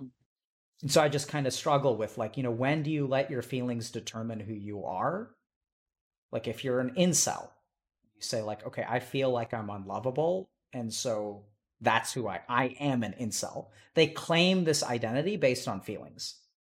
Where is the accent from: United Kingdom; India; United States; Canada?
India; or that I'm a doctor, or that I'm Indian, or that I'm a male